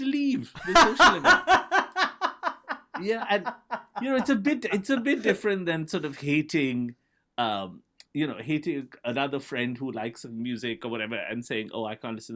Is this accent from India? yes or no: yes; India; So I grew up in India in the 1980s, where for whatever reason, it was a handful of British bands that kind of ruled our psyche.